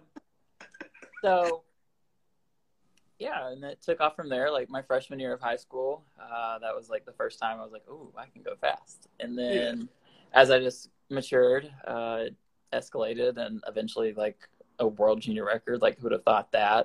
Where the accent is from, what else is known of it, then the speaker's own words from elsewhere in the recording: Winfield, Alabama, United States; moved away as an adult; Winfield is a tiny town in northwest Alabama. It's about 4,500 people. We have 3 stoplights, 1 school.